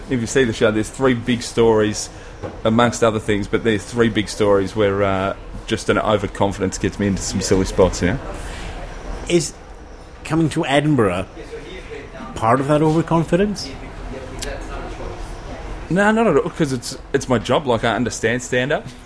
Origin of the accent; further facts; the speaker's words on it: Melbourne, Victoria, Australia; I'm from Melbourne, so I've done the last five, five or six, yeah, six last six Melbourne comedy festivals. That's my hometown